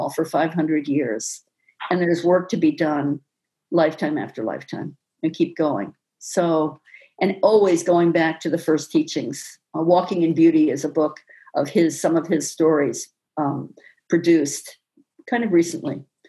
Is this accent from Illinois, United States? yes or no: no; Westport, Connecticut, United States; So I think growing up in Westport, I saw early on some of the same inequities that we see now